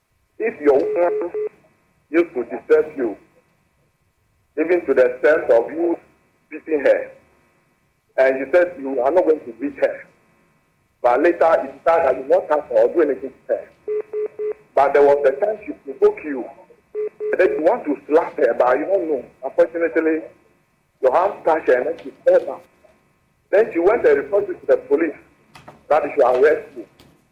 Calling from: Sogakope, Volta, Ghana

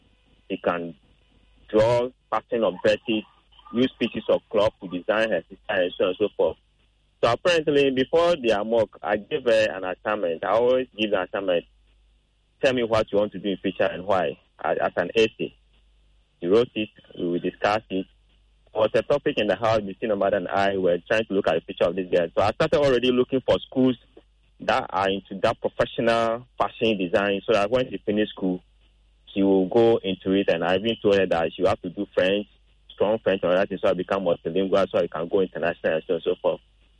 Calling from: Accra, Greater Accra, Ghana; I'm calling from Accra.

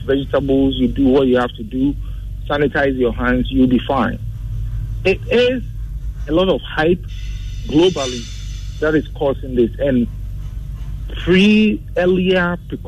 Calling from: Tesano, Greater Accra, Ghana; I'm calling from Tesano.

